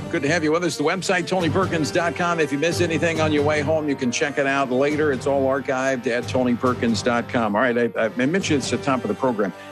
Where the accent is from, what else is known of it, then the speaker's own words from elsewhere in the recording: Louisiana, United States; we've got them in, in my home state of Louisiana.